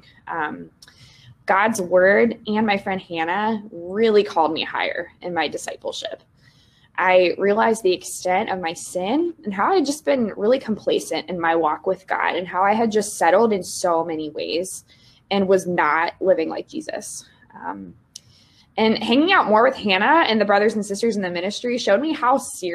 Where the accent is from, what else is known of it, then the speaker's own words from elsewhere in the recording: Cincinnati, Ohio, United States; moved away as an adult; also born or lived in Indiana; now in West Lafayette, United States; I'm originally from Cincinnati, Ohio, and I grew up going to a Methodist church, actually, from preschool through high school